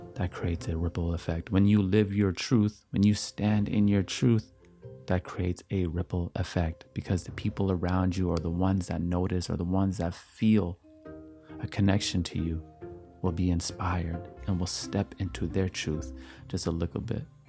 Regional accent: Canada; as I am Canadian

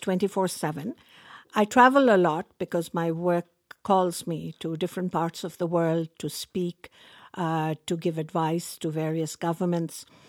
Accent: Pakistan; now in Canada; I was born in Pakistan. I grew up in a culture where women were supposed to be seen and not heard

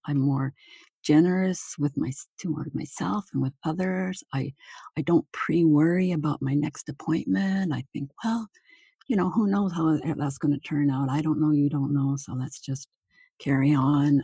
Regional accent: Manitoba, Canada; moved away as an adult; also born or lived in Toronto, Ontario / Hamilton, Ontario; my hometown

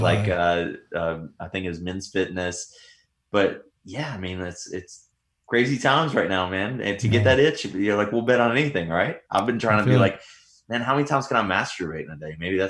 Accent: Tennessee, United States; I'm from Tennessee, so I grew up in the sticks.

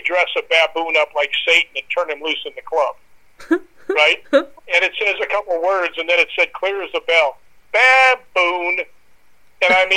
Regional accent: United States; I'm from the United States

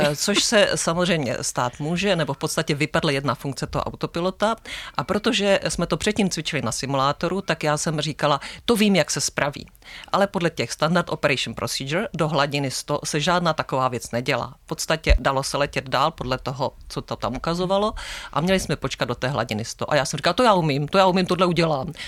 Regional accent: Zlín, Zlín Region, Czechia; now in Velké Karlovice, Czech Republic; tři jsme ze Zlína

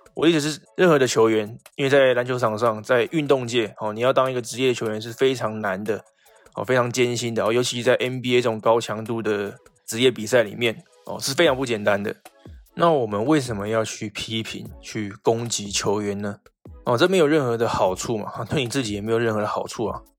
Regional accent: Taiwan; 我们台湾这边

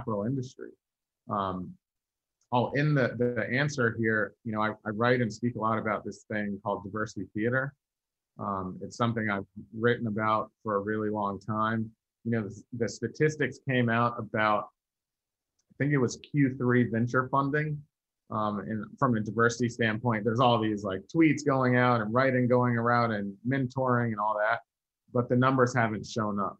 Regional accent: Virginia, United States; I'm from Virginia

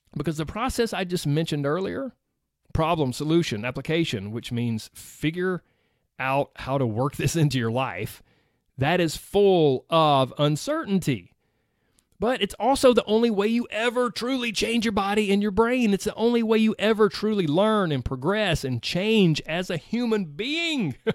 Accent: the South, United States; I grew up in the South, in case you can't tell. I don't feel like I have a strong accent

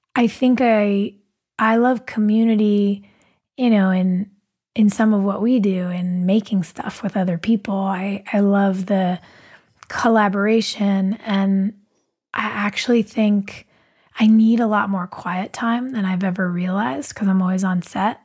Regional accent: Southern California, United States; I grew up uh, in Southern California

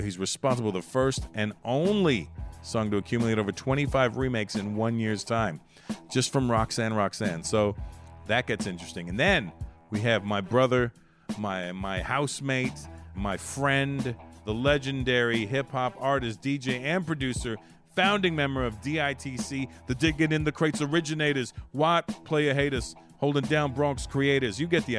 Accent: Canada; Well, you're Haitian. I'm Canadian, so they're either coming to get you or me.

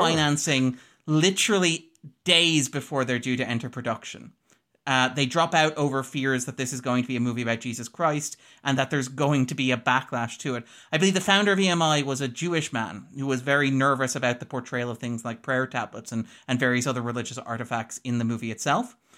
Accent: Ireland; We're Irish.

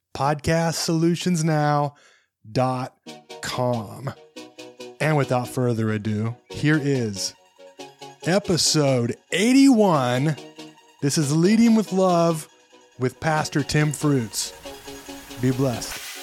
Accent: Southwest Kansas, United States; I'm from Southwest Kansas

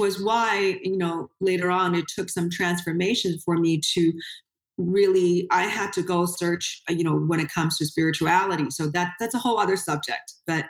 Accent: Beijing, China; So he's still living on the university campus. So that's still my hometown. Yeah. It's Tsinghua University is, you know, it's a science and technology university.

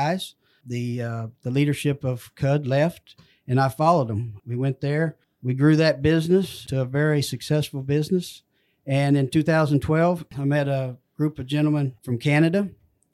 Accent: McAlester, Oklahoma, United States; I grew up in McAlester, Oklahoma.

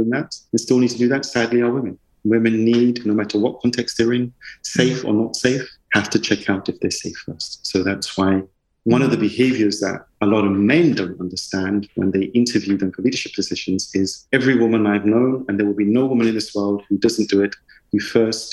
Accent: London, United Kingdom; I grew up in the East End in E10, E11, E9.

